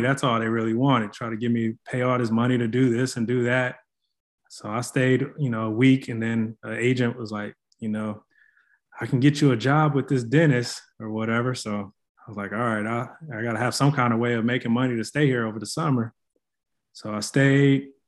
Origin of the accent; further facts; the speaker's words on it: Flint, Michigan, United States; moved away as an adult; also born or lived in Tennessee / North Carolina; now in San Antonio, United States; born and raised in Flint, Michigan.